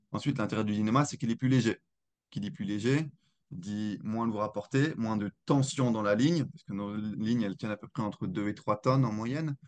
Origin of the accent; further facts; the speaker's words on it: Alsace, Grand Est, France; je suis originaire d'Alsace